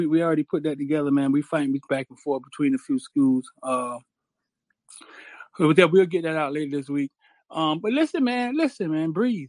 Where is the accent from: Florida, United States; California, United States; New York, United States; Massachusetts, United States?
Florida, United States; Miami; I grew up in the Orange Bowl neighborhood.